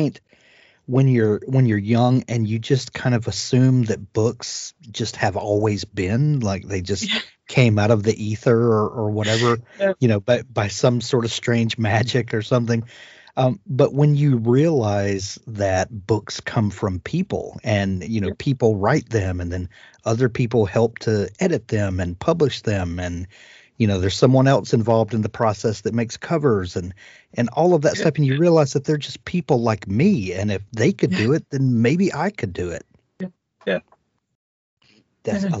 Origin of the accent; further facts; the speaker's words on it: United States; as an American